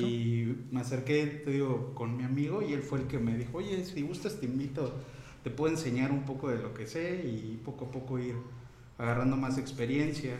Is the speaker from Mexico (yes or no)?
yes; Tlaltizapán, Morelos, Mexico; also born or lived in Veracruz; yo soy originario del estado de aquí de Morelos